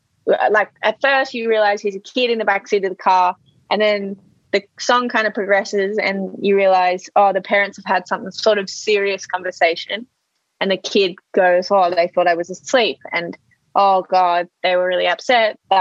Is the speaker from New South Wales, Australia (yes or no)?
yes; Sydney, New South Wales, Australia; also born or lived in Melbourne / London; Well, I was born in Sydney. I started school in Melbourne. And then I went to London. I lived in London until I was 13, 14, came back to Sydney and then finished schoo